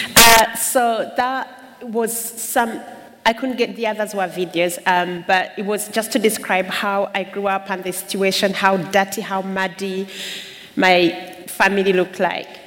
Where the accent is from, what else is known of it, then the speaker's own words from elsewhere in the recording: Uganda; now in United Kingdom; I come from Uganda